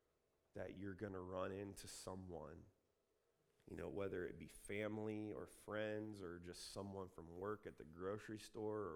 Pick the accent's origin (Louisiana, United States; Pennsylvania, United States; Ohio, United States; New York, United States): Ohio, United States; Columbus; moved away as an adult; also born or lived in Redding, California; now in California, United States; I'm from Columbus